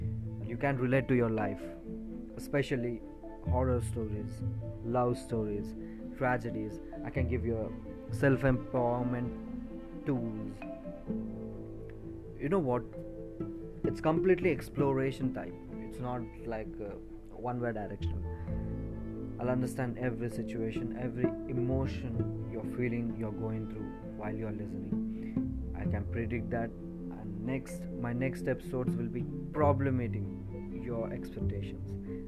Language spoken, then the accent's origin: English; India; accent: Indian; I'm an Indian descent, so my accent will be probably Indian.